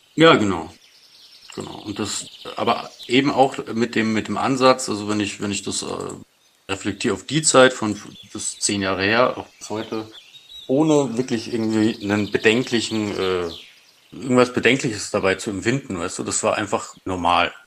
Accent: outskirts of Munich, Bavaria, Germany; komm aus, aus dem Umland von München, sagen wir mal. Also nicht direkt aus München, aber aus dem, aus dem Speckgürtel um München rum.

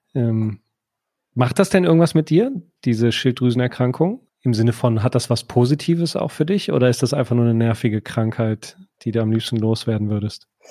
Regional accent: Düsseldorf, North Rhine-Westphalia, Germany; ich darf das ja als gebürtiger Düsseldorfer

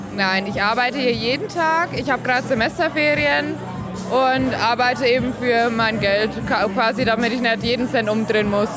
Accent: Ludwigsstadt, Bavaria, Germany; ich komme aus dem Landkreis Kronach. Aus Ludwigstadt

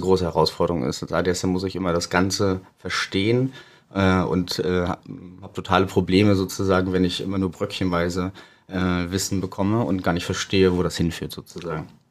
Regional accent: Güstrow, Mecklenburg-Vorpommern, Germany; moved away as an adult; also born or lived in Rostock / Berlin; Ich bin gebürtiger Rostocker, aber aufgewachsen und zur Schule gegangen in Güstrow

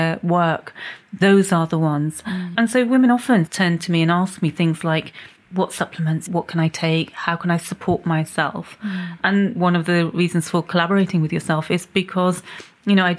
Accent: Pakistan; moved away; My background is that I'm originally from Pakistan

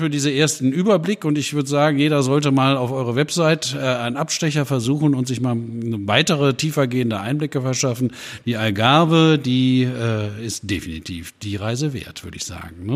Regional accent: Schleswig-Holstein, Germany; Auch ich komme aus dem Norden von Deutschland, ne, nördlich von Hamburg.

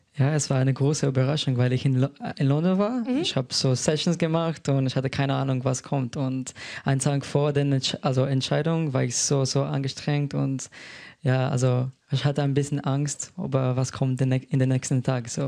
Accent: Slovenia; also born or lived in Solothurn, Switzerland; now in Berlin, Germany; Ursprünglich komme ich aus Slowenien

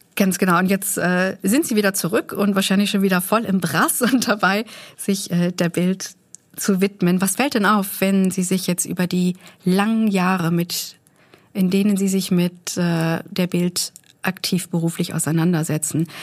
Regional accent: Germany; wir als Deutsche

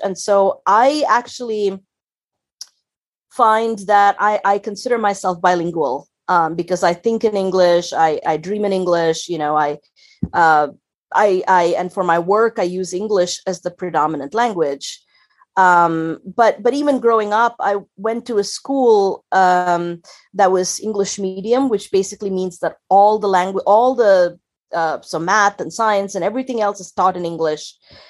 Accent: Chennai, Tamil Nadu, India; moved away as an adult; also born or lived in Tiruchirappalli, India; now in Berlin, Germany; I grew up in Tamil Nadu, which is a state in a big state in South India, and grew up in a small town called Trichy or Tiruchirappalli, which is where my father was raised and brought up, and stayed there till I was about, I think, 10 or 11 years old. And then we moved to the big city, which is Chennai or Madras

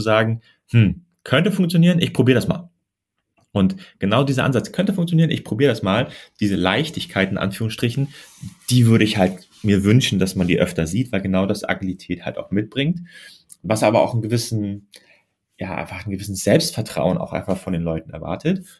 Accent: Germany; ich komme ja aus Deutschland

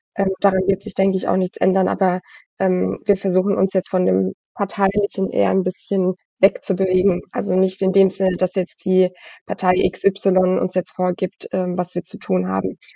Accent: Frankenthal, Rhineland-Palatinate, Germany; bin Frankentalerin, also ich pendel die 15, 20 Minuten dann immer nach Worms

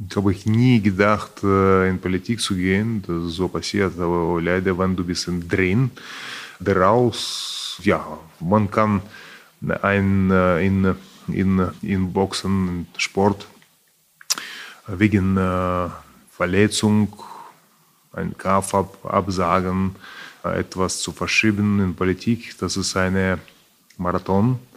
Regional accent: Kyiv, Ukraine; German is a second language; Deutschland, von Kiew. Und äh, vermisse ich Deutschland sehr, weil ich bin festgesteckt mit diesem Krieg äh, in meiner Heimatstadt.

